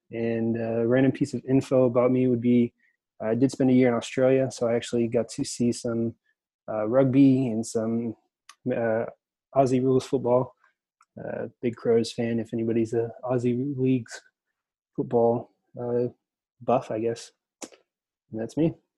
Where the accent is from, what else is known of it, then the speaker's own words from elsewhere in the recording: New Orleans, Louisiana, United States; also born or lived in Bryan College Station, Texas; now in Bryan, United States; I'm originally from New Orleans